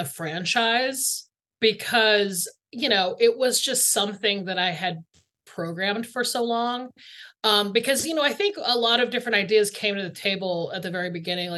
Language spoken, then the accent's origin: English; Atlanta, Georgia, United States; I grew up in Atlanta, Georgia, like right outside of Atlanta, Georgia